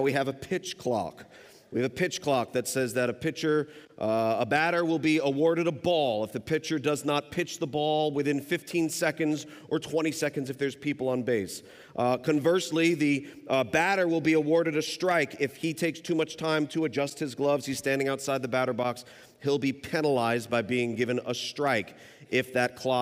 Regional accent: New York City, New York, United States; now in Northern Kentucky, United States; We live in Northern Kentucky. We've lived there for the past 17 years, but I'm originally from New York City

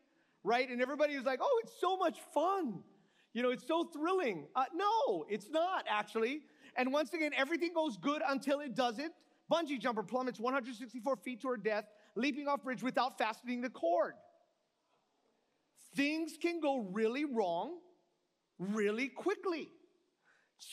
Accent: Hawaii, United States; I'm from the Aina

